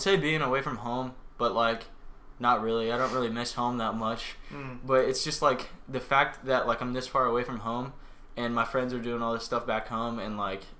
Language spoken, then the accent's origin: English; Fort Madison, Iowa, United States; moved away as an adult; now in Dallas, United States; from Fort Madison, Iowa, down here in big old D-Town.